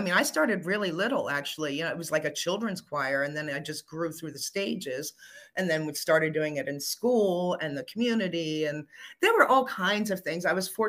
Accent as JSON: {"language": "English", "area": "Fairfax County", "region": "Northern Virginia", "country": "United States", "tie": "born or raised there", "also_born_or_lived": "Washington, D.C. / Maryland", "said": "with that family to Northern Virginia. So I grew up in Fairfax County over in the Lake Barcroft area."}